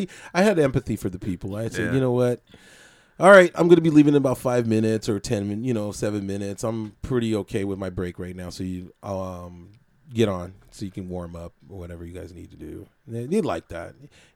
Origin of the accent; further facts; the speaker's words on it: San Francisco, California, United States; They called it the Fillmore, but it really wasn't. I was born in Broderick and Hayes, right by the Panhandle.